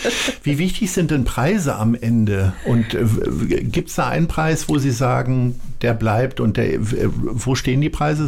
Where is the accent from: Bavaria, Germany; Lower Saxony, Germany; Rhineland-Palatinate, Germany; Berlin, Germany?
Lower Saxony, Germany; Hanover; now in Hamburg, Germany; ich komme ja aus Hannover